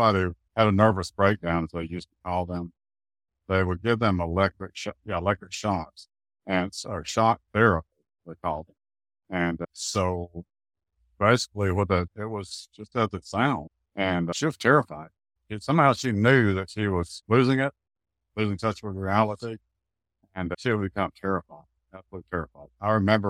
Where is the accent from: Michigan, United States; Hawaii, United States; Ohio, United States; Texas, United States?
Texas, United States; Dallas; also born or lived in Tyler, Texas; I grew up in Oak Cliff, which is on the south side of Dallas